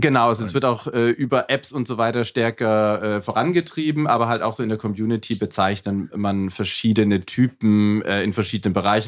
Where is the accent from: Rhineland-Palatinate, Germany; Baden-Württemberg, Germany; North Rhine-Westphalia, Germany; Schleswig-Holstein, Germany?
Baden-Württemberg, Germany; Fellbach; moved away as an adult; also born or lived in Dortmund; now in Berlin, Germany; ich komme ursprünglich aus dem Schwabenländle